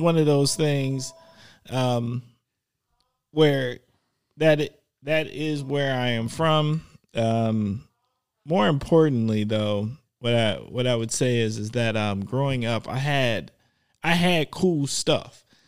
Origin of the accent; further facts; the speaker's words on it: Milwaukee, Wisconsin, United States; I grew up in Milwaukee